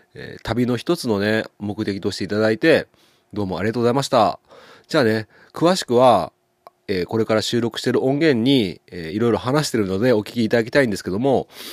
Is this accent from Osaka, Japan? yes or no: no; Ushimado, Okayama, Japan; 僕の地元牛窓